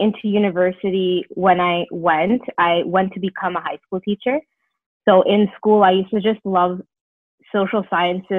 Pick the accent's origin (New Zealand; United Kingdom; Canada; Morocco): Canada; Brampton, Ontario; also born or lived in Toronto, Ontario; I moved to Brampton, Ontario, and I grew up there